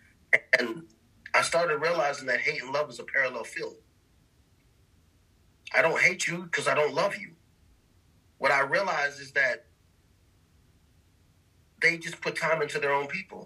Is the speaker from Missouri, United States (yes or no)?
no; New York City, New York, United States; moved away; I come from the Bronx where the only two people who have guns are police and drug dealers